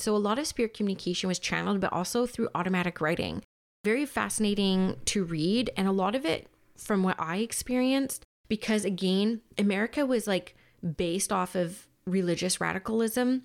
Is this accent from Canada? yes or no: yes; Canada; even though I'm Canadian and I was forced to learn French for, like, six years